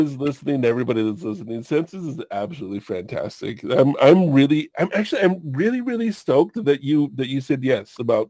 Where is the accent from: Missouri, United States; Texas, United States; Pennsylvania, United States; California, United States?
California, United States; Long Beach; also born or lived in Hawaii; now in Washington, United States; I grew up in Long Beach.